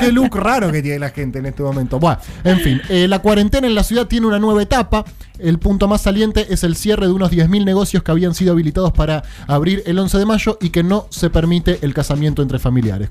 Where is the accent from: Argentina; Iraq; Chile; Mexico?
Argentina; Victoria, Buenos Aires Province; cuando era chico, vivía en Victoria, eh, zona norte de la provincia de Buenos Aires